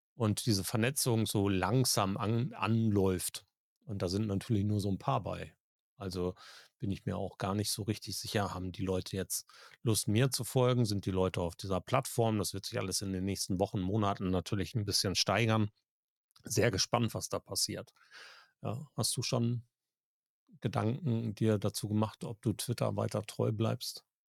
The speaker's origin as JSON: {"language": "German", "country": "Germany", "said": "bei uns in Deutschland"}